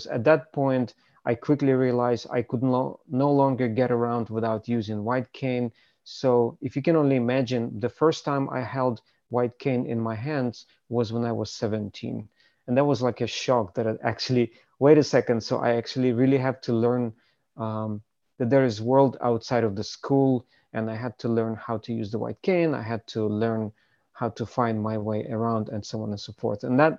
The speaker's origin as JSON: {"language": "English", "country": "Ukraine", "tie": "born there", "said": "I was born in Ukraine, as you pointed out"}